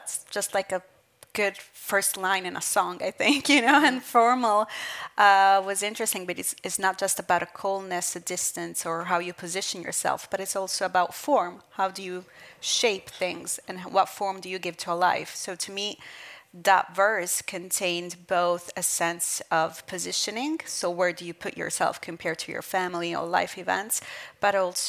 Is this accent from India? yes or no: no; Southern Italy, Italy; also born or lived in Brooklyn, New York, United States; since I was 6 years old, because I moved with my mother from Brooklyn to this small village in southern Italy